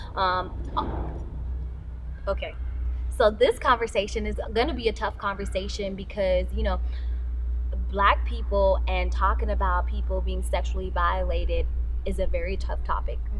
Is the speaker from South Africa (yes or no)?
yes; South Africa; growing up in South Africa